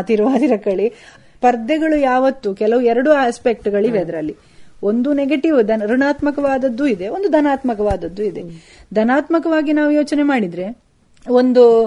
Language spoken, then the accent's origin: Kannada; Kasaragod, Kerala, India; ನಾನು ಹುಟ್ಟಿದ್ದು ಕಾಸರಗೋಡ್ನಲ್ಲಿ